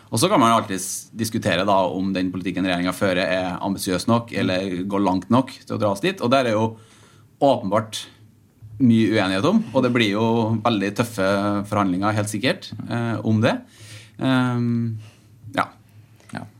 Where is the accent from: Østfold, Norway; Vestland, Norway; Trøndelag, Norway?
Trøndelag, Norway; now in Oslo, Norway; jeg kommer fra Trøndelag, som alle som eh, har litt uh, litt språkøre sikkert, sikkert hører